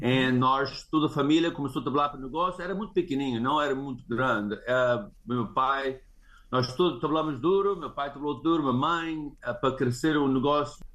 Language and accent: Portuguese; California, United States; also born or lived in Rio de Janeiro, Brazil; eu cheguei aqui em 1972